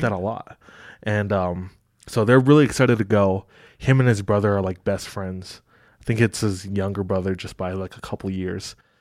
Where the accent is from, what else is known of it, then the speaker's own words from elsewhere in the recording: Kailua, Oahu, Hawaii, United States; moved away; The town that I'm from is called Kahului. It's on the east side of Oahu in Hawaii.